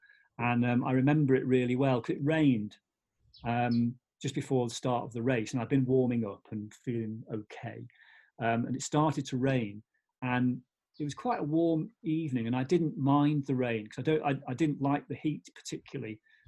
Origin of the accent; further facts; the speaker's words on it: England, United Kingdom; also born or lived in Wales; So I would always be, I'm English, basically, it's simple as that.